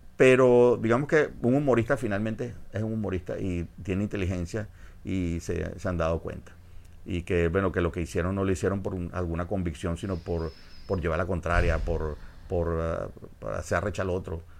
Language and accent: Spanish; Venezuela; yo soy de Venezuela